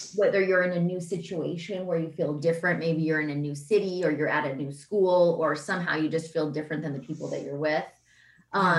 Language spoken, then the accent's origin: English; Seattle, Washington, United States; I think I am from Seattle